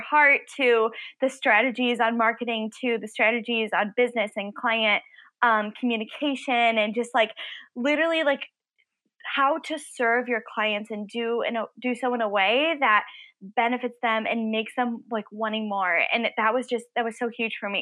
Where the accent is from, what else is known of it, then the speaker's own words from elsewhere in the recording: Illinois, United States; I'm from Illinois